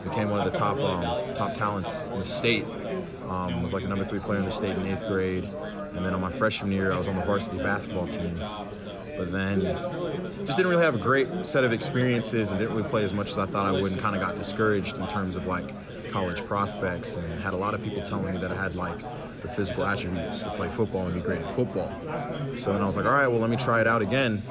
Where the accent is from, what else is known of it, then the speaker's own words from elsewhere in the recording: Georgia, United States; also born or lived in Riverside, California / Virginia; now in Champaign, United States; when I was seven, moved from Virginia to Georgia, and that's where I grew up. That's where I spent the rest of elementary school, middle school, and high school